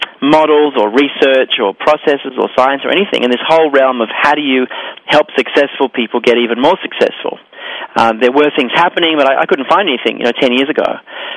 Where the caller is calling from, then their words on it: Sydney, New South Wales, Australia; also born or lived in New York; I'm calling in from Sydney, Australia, and I'm bi-hemispherical, which means I live across both hemispheres. I have a home in Sydney and in New York, and I travel between the two about 5 or 6 times a year.